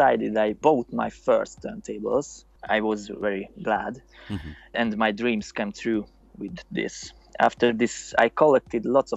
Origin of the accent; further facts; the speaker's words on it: Budapest, Hungary; I'm from Hungary. I live in Budapest.